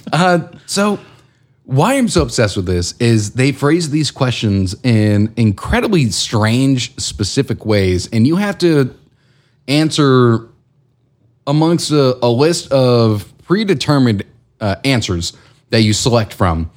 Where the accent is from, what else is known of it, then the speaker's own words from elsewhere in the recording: Houston, Texas, United States; I grew up in Houston